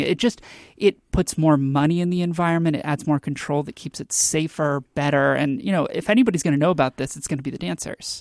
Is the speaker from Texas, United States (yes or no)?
yes; Texas, United States; now in Washington, United States; I'm from Texas and I really miss it